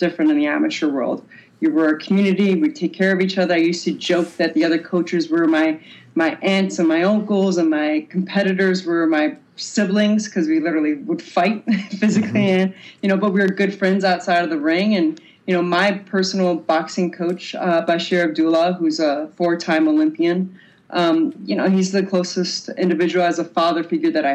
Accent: Detroit, Michigan, United States; now in Boulder, United States; growing up in Detroit, you know, my parents divorced when I was younger and I moved out when I was 12 from my mother's home

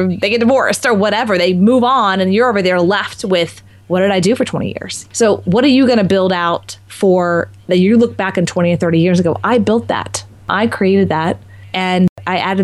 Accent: Texas, United States; moved away; also born or lived in Marco Island, Florida; I'm also from Texas. So it was kind of coming home as well.

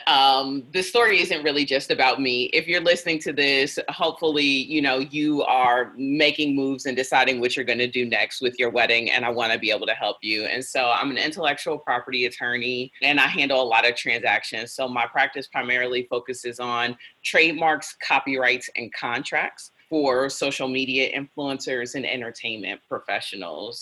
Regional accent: Cleveland, Ohio, United States; moved away; I'm originally from Cleveland

